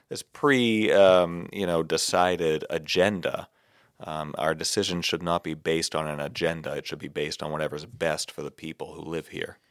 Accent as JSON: {"language": "English", "town": "Barnstable", "region": "Massachusetts", "country": "United States", "tie": "born or raised there", "said": "Barnstable, my hometown"}